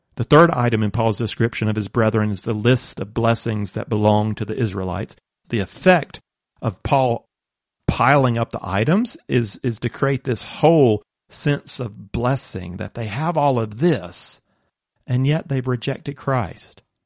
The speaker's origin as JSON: {"language": "English", "country": "United States", "moved": "yes", "lives_now": "Croatia", "said": "As an American"}